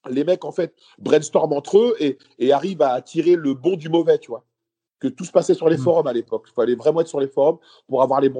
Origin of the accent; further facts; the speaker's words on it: Paris, Île-de-France, France; also born or lived in Lille; moi, de base, j'étais de Paris et après, moi, je faisais une école d'attaché de presse et donc je suis parti faire l'école à Lille